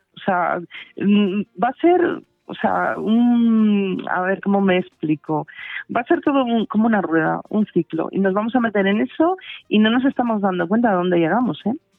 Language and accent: Spanish; Asturias, Spain; now in Valladolid, Spain; soy asturiana, aunque estoy afincada en Valladolid desde hace muchos años